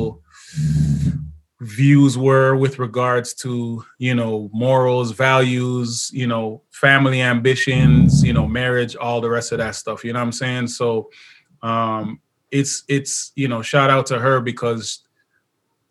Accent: Jamaica; I'm Jamaican, so I got 24 kids

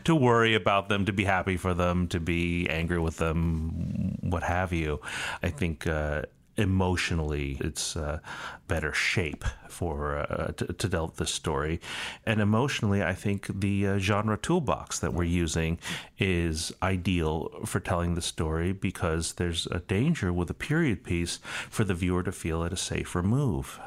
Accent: United States; I'm Chinese American.

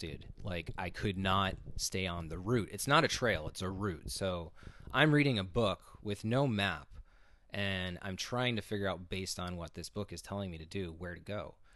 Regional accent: Connecticut, United States; now in Los Angeles, United States; my home state, Connecticut

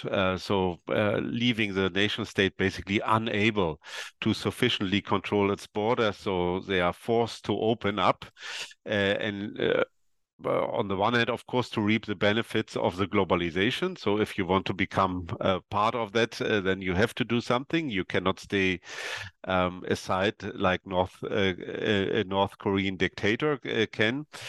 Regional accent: East Germany, Germany; I come from East Germany

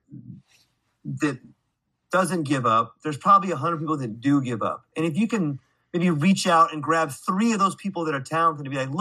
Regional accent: California, United States; now in Hawaii, United States; I was born and raised in California

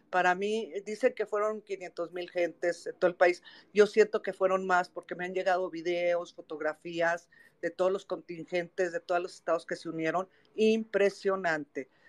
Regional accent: Mexico; me queda el orgullo que como mexicana sigo siendo, haciendo algo por mi país.

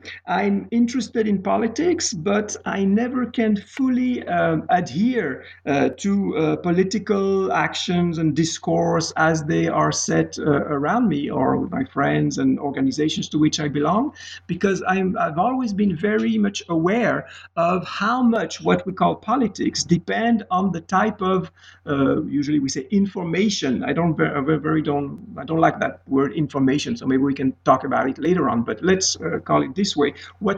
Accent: Geneva, Switzerland; English is a second language; moved away as an adult; also born or lived in Pittsburgh, United States; I am from Swiss origin in Geneva. I spent about 30 years in Geneva studying mostly literature. Then I moved to the United States of America, the beautiful city of Pittsburgh, PA

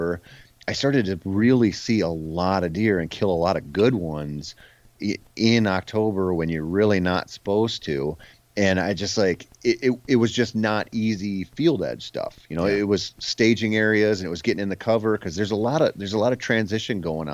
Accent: Minnesota, United States; I grew up in Minnesota

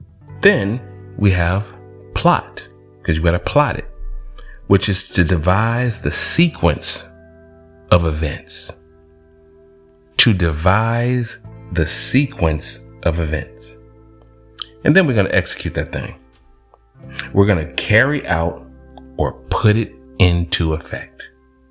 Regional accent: College Park, Georgia, United States; I'm from Georgia, College Park, Southside, ATL

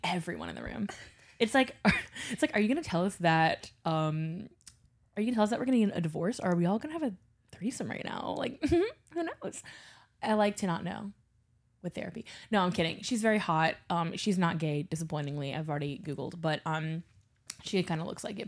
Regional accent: Baton Rouge, Louisiana, United States; now in New Orleans, United States; I grew up in Baton Rouge

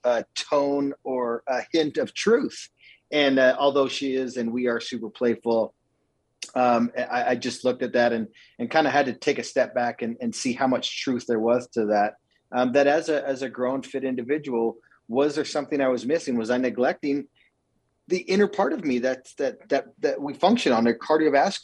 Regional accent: Calgary, Alberta, Canada; moved away as an adult; now in Utah, United States; I grew up in Calgary, Alberta with unbelievable parents and three sisters

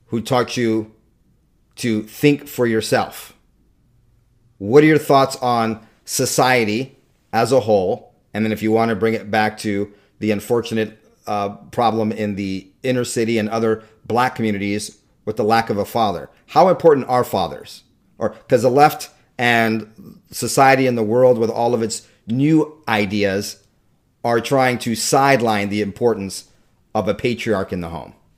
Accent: Southern California, United States; I grew up mostly in Southern California

